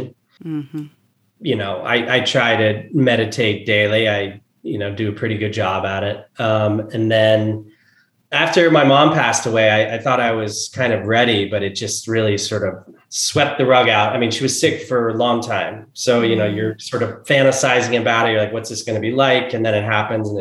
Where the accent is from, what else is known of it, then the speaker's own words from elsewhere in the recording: New Jersey, United States; moved away; where we grew up in New Jersey